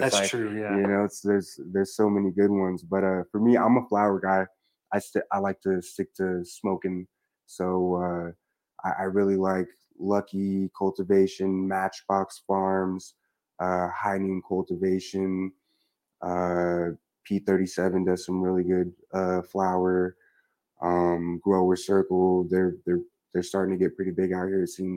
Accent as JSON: {"language": "English", "town": "Eugene", "region": "Oregon", "country": "United States", "moved": "yes", "lives_now": "New Mexico, United States", "said": "I'm from Eugene, Oregon"}